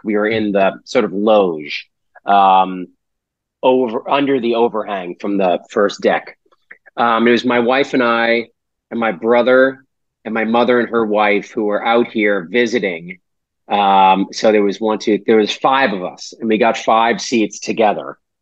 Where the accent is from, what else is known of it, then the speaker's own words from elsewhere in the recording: Weymouth, Massachusetts, United States; we're from Weymouth